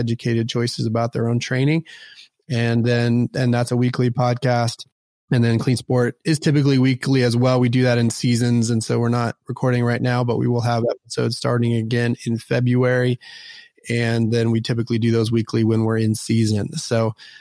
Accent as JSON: {"language": "English", "town": "Dallas", "region": "Texas", "country": "United States", "tie": "born or raised there", "also_born_or_lived": "Houston / Austin", "said": "Born and raised in Dallas, have lived in Dallas, Houston, and Austin"}